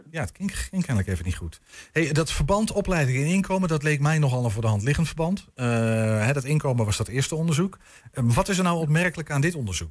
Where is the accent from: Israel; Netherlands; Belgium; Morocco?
Netherlands; Groningen; ik kom zelf uit Groningen.